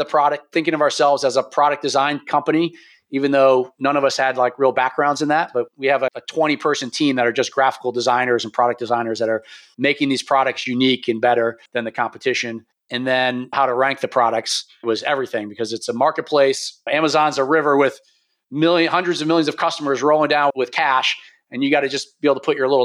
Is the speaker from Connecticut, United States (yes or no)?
no; New York, United States; moved away; also born or lived in Pennsylvania; I'm from New York originally